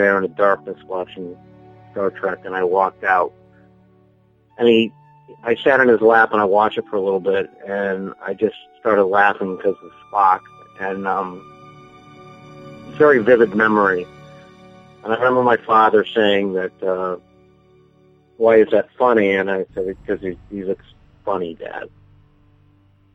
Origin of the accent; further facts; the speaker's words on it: Niantic, Connecticut, United States; I am from Niantic, Connecticut.